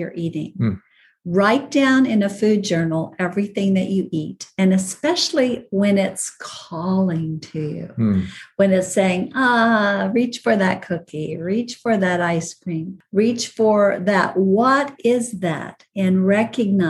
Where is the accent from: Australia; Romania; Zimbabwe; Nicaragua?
Nicaragua; moved away; growing up in Nicaragua